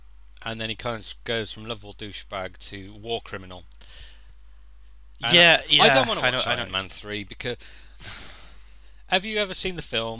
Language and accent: English; Birmingham, West Midlands, United Kingdom; But I mean, it's in Birmingham. I'm from Birmingham originally. I'm not going to pass judgment. Brummies are lovely folk. I still hold on to bits of my accent